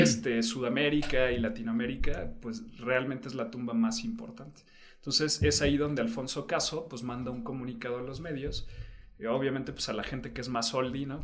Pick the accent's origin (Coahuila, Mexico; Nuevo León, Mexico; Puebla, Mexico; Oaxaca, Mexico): Oaxaca, Mexico; yo como oaxaqueño